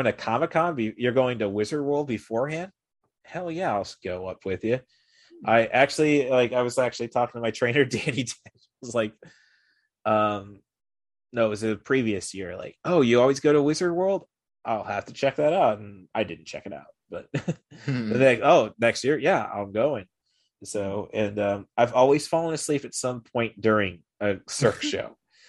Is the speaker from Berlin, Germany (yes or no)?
no; Dusseldorf, North Rhine-Westphalia, Germany; born there; I was born in Dusseldorf, and that is why.